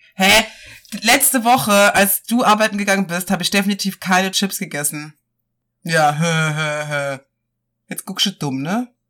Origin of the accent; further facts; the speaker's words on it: Rhineland-Palatinate, Germany; moved away; bei uns in der Pfalz